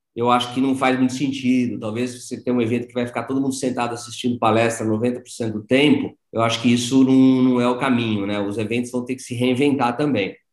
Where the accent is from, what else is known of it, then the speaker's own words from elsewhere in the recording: São Paulo, Brazil; moved away as an adult; also born or lived in Piracicaba; eu sou paulistano, né? Sou de São Paulo, mas optei por vir para Piracicaba e fazer agronomia